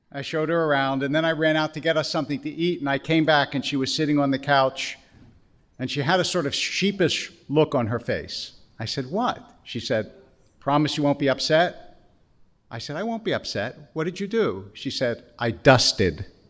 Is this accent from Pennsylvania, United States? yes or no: yes; Harrisburg, Pennsylvania, United States; also born or lived in Philadelphia; I grew up in yeshiva in Harrisburg and then later at Akiba in Philadelphia